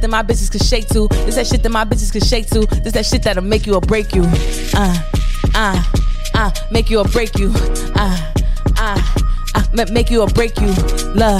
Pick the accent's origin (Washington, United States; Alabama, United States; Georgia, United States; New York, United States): New York, United States; New York City; I'm from Brooklyn